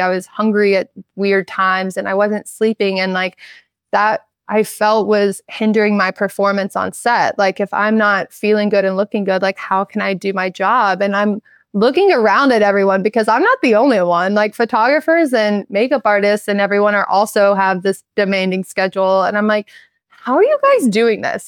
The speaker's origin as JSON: {"language": "English", "town": "Charleston", "region": "South Carolina", "country": "United States", "tie": "born or raised there", "moved": "yes", "said": "Growing up in Charleston"}